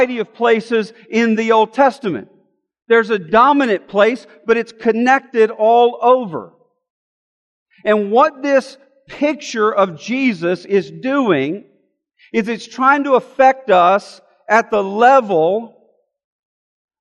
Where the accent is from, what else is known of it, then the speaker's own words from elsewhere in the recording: Alabama, United States; I'm from Alabama